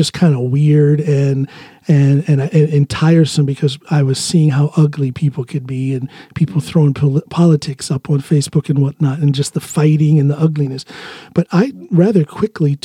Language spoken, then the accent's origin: English; Ohio, United States; moved away as an adult; also born or lived in Chicago; now in Norway; my hometown in Ohio